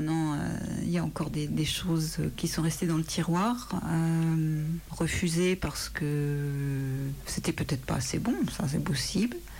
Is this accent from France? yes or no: yes; France; je suis française